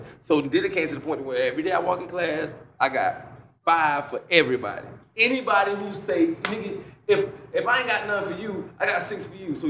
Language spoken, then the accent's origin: English; New Jersey, United States; growing up in Jersey with a single-parent house, four kids, poor as fuck